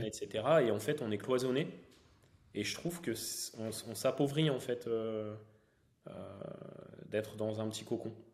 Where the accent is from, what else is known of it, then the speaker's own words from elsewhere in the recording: Valenciennes, Hauts-de-France, France; moved away as an adult; also born or lived in Lille / Troyes; je suis originaire donc, du Valenciennois, donc euh, Valenciennes-Lille